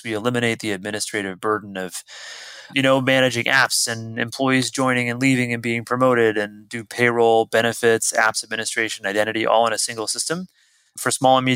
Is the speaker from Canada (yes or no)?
yes; Canada; moved away as an adult; now in San Francisco Bay Area, United States; I'm Canadian, but I got an American passport so I could vote. I came out to the Bay Area, San Francisco Bay Area, originally to work for Apple